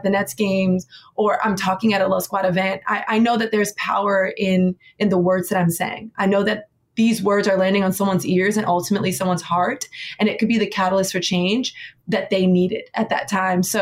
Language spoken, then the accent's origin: English; Miami, Florida, United States; now in New York City, United States; Born and raised in Miami, Florida. I live in New York City